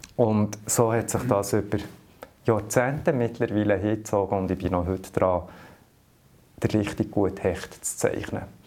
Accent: Lüscherz, Bern, Switzerland; Ich bin mit Berufsfischer auf dem See, als ganz kleiner Bub am Bielersee aufgewachsen. Äh, in dem Dorf, wo ich aufgewachsen bin, Lüschertz

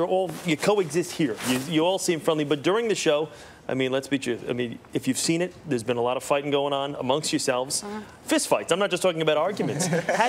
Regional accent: Jersey Shore, New Jersey, United States; because I am from the Jersey Shore.

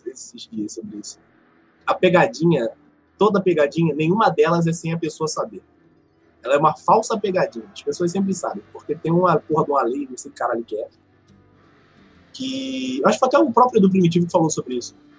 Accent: Rio de Janeiro, Brazil; Sou do Rio

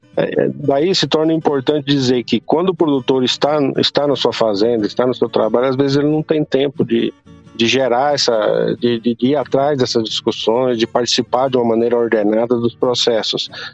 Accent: Rio Grande do Sul, Brazil; also born or lived in Piracicaba; now in Goiás, Brazil; eu nasci no Rio Grande do Sul e nós viemos para Goiás no final da década de 70 para cultivar soja

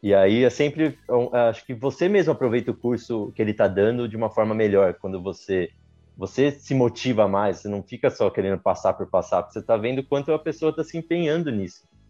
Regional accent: Campinas, São Paulo, Brazil; now in São Paulo, Brazil; eu nasci em Campinas, mas a gente aqui em São Paulo é mais

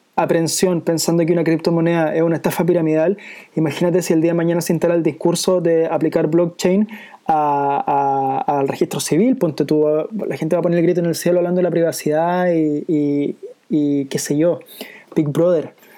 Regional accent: Chile

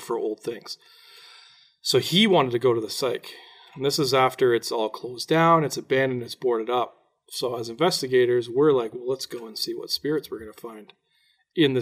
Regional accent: Durham Region, Ontario, Canada; we're from the Durham region. Oshawa, Whippy, Ajax, that area on the other side of Toronto.

